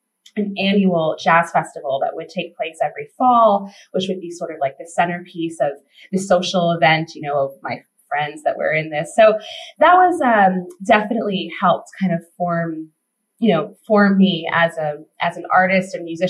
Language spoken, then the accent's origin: English; Pocono Mountains, Pennsylvania, United States; I grew up in Pennsylvania. I grew up in the Pocono Mountains